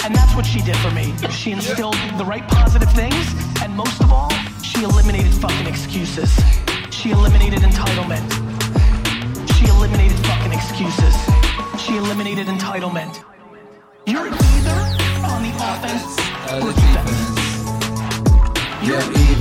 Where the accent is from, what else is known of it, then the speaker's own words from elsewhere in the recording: New York City, New York, United States; also born or lived in Soviet Union; I live in a studio apartment in Queens